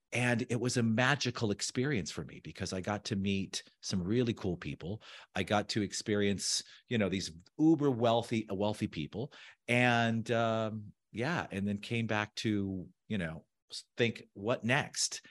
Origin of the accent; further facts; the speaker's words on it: Orange County, Southern California, United States; moved away; also born or lived in South Beach, Miami; I grew up in Southern California in the O C.